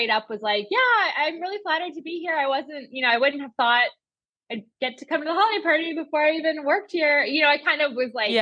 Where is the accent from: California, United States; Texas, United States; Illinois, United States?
Illinois, United States; Chicago; moved away as an adult; also born or lived in East Coast; now in New York, United States; I grew up in Chicago, went to college on the East Coast, and then I moved back home for the summer